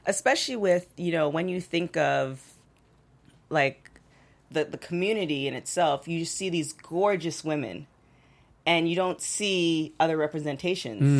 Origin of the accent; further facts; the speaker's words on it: Toronto, Ontario, Canada; now in Los Angeles, United States; I'm originally from Toronto